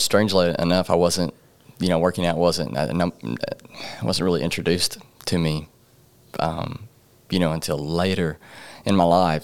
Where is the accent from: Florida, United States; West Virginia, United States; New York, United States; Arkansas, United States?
Arkansas, United States; Paragould; also born or lived in Jonesboro, Arkansas; raised in Paragold, Arkansas.